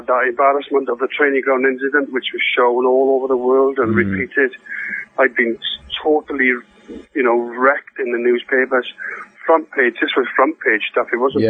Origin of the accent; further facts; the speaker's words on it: Swansea, Wales, United Kingdom; moved away; Swansea, I think it was, in the FA Cup, which was my hometown.